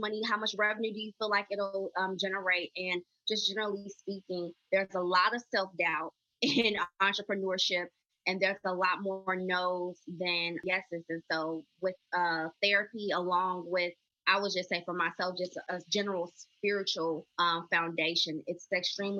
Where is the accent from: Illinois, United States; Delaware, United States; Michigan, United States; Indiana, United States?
Illinois, United States; Chicago; also born or lived in Austin, Texas; I'm a native Chicagoan, born and raised. So that is my hometown